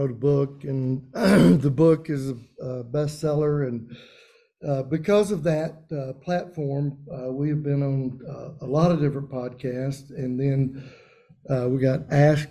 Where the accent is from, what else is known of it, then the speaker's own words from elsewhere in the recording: Macon, Mississippi, United States; I'm from Macon, Mississippi